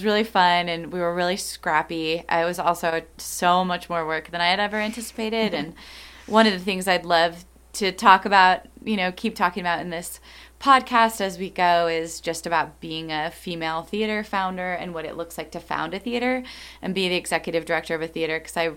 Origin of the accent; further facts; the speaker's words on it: Flagstaff, Arizona, United States; Flagstaff is my hometown, and I always wanted to come back here and live here